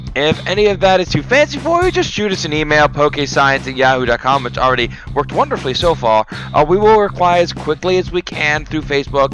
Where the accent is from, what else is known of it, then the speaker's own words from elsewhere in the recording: Florida, United States; I'm from Florida.